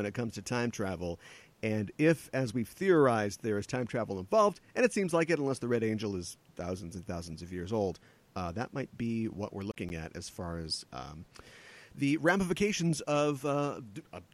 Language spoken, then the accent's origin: English; Minnesota, United States; I'm from Minnesota